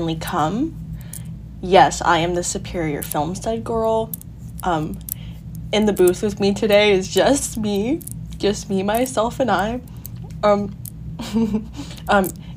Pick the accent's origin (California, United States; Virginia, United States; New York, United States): California, United States; Huntington Beach; I'm half always lived in Huntington Beach